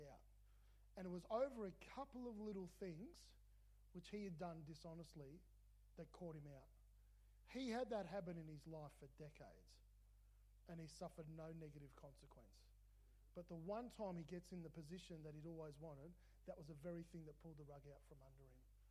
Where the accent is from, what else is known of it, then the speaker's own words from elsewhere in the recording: Melbourne, Victoria, Australia; I grew up in Melbourne